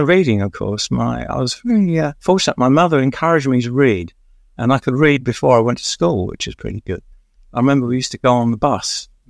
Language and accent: English; London, United Kingdom; also born or lived in Catford; I grew up in Stratford in East London in a flat